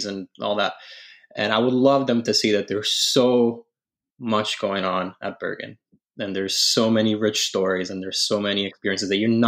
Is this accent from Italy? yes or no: yes; Italy; moved away; I was born and raised in Italy